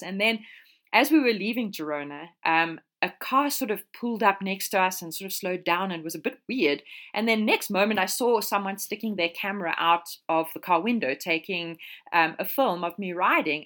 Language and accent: English; South Africa; moved away as an adult; now in Europe; I am South African